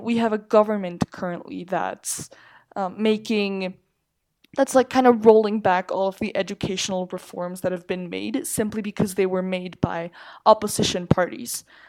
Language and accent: English; Mexico City, Mexico; I'm from Mexico City. Just lived here all my life